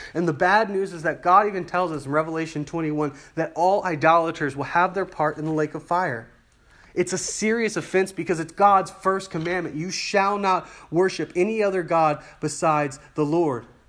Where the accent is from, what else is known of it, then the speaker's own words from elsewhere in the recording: United States; as an American